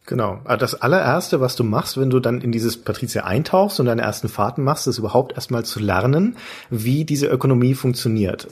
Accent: Franconia, Bavaria, Germany; moved away as an adult; now in Hamburg, Germany; ich bin ja als Bayer oder Franke, um genau zu sein, quasi Bergvolk auf jeden Fall also irgendwo Binnenländer

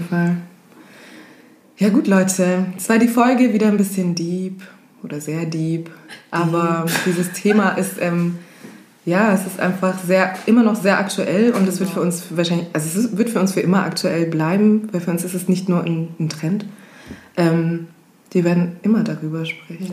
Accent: Kenya; now in Germany; bin Kenianerin

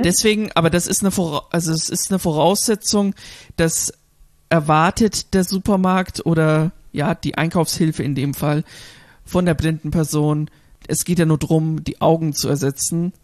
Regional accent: Germany; hier bei uns in Deutschland

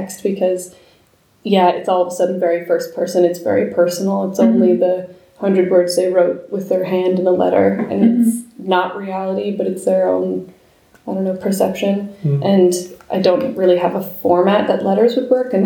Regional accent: New Jersey, United States; moved away as an adult; also born or lived in Colorado / New York; now in Vienna, Austria; I'm from New Jersey, so I kind of went back home

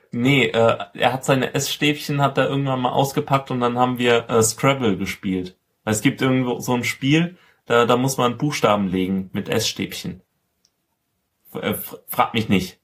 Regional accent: Rhineland-Palatinate, Germany; ich komme aus der Pfalz

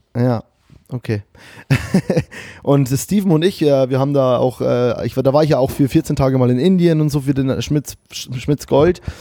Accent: Germany; bei uns in Deutschland

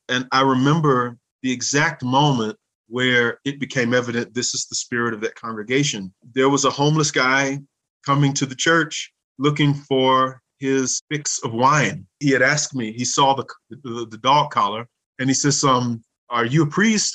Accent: Louisiana, United States; moved away as an adult; also born or lived in Minnesota; now in St. Gallen, Switzerland; I grew up not only in Louisiana, but in Minnesota.

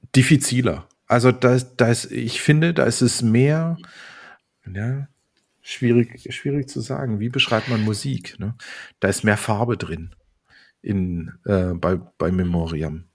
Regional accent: Karlsruhe, Baden-Württemberg, Germany; aus meiner Heimat Karlsruhe

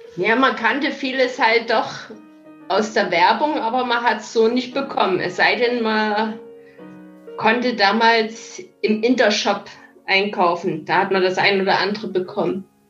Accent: East Germany, Germany; ich bin ja im Osten aufgewachsen

